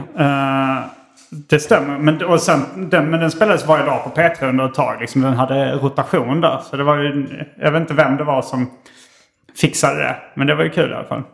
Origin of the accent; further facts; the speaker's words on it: Hjärup, Skåne, Sweden; när vi var barn och bodde i Hjärup